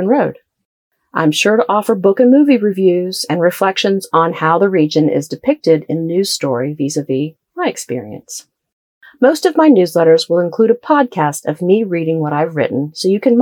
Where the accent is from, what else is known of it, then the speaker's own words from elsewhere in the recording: Columbus, Ohio, United States; moved away as an adult; also born or lived in the South; now in Southern United States; I grew up near Columbus, Ohio